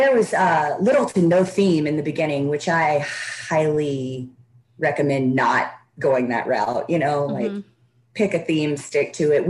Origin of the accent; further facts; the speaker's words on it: the South, United States; And growing up in the Bible Belt, like I did, reptiles, especially snakes, are just demonized, basically.